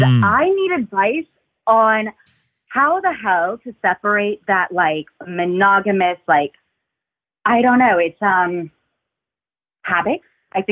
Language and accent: English; United States; moved away as an adult; now in Cambridge, United Kingdom; I'm American and somehow in the UK.